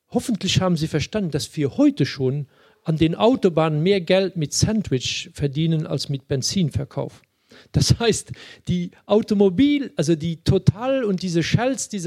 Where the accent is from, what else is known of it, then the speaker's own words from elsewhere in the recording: Luxembourg; das Sprachproblem habe ich natürlich als Luxemburger äh, weniger